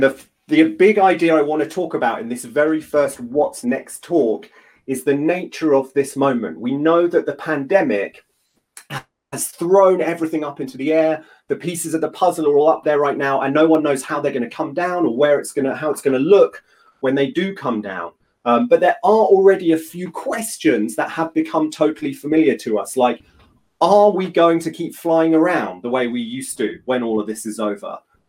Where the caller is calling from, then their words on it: London, United Kingdom; I'm joining from London, from South London, lockdown London.